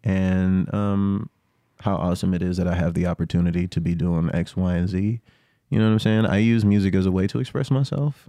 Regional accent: the South, United States; I grew up in the South

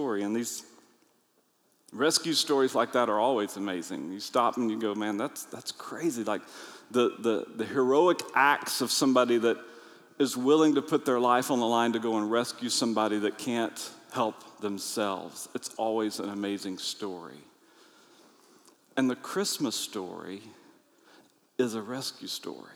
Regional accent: United States; I'm from America

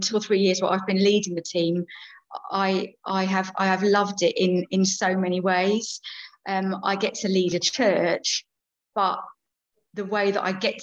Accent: Chichester, South East England, United Kingdom; moved away as an adult; also born or lived in London; back to my hometown, really. I grew up around here.

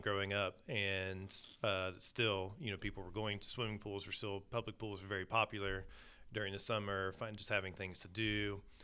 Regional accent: Southern Ohio, United States; I grew up in Southern Ohio

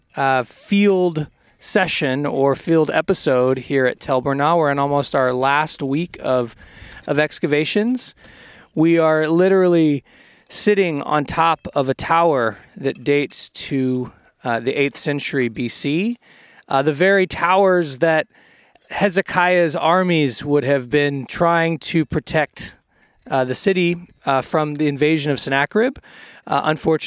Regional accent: United States; moved away; also born or lived in Israel; I'm obviously American, but I came up in the Israeli system through Bar-Ilan University

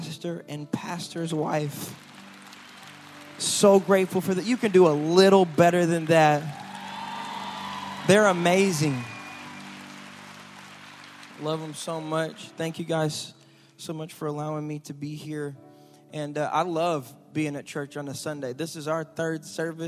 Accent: Michigan, United States; now in Houston, United States; I grew up in Michigan

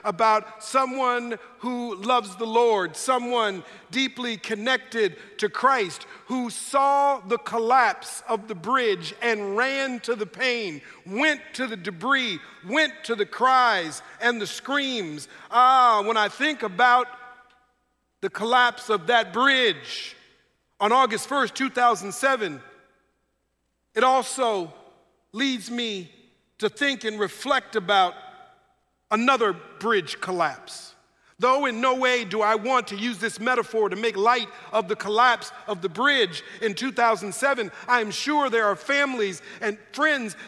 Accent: Minneapolis, Minnesota, United States; moved away as an adult; now in Sacramento, United States; we're both originally from Minneapolis, Minnesota.

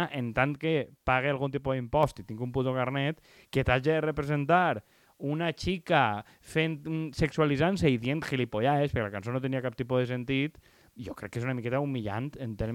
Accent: Alicante, Valencian Community, Spain; som d'Alacant

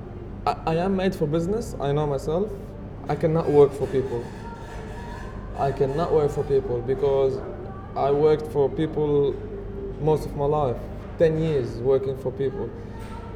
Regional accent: Lebanon; English is a second language; moved away; I'm from Lebanon.

